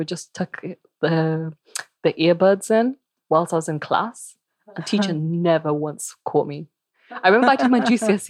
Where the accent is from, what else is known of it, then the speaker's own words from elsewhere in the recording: Birmingham, West Midlands, United Kingdom; English is a second language; also born or lived in Copenhagen, Denmark; growing up in Birmingham, you know, where a lot of Bhangra performers began, Leeds, Birmingham, Redditch, those kinds of ends.